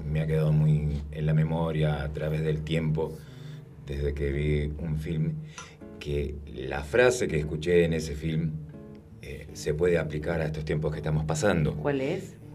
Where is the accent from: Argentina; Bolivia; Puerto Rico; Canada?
Argentina; Buenos Aires; yo vengo de Buenos Aires, es una ciudad muy vertiginosa, tenemos otro ritmo de vida.